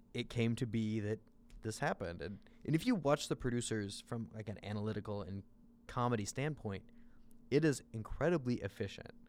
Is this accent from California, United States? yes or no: no; Southern Illinois, United States; now in Chicago, United States; I grew up in Southern Illinois.